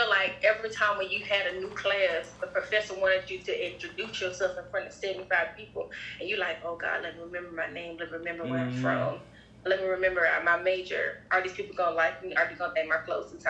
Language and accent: English; Bishopville, South Carolina, United States; I'm from Bishopville, four stoplights